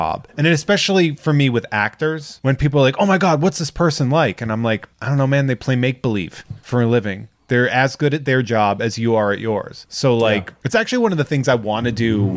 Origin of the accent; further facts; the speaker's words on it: Charlton, United States; I taught in my hometown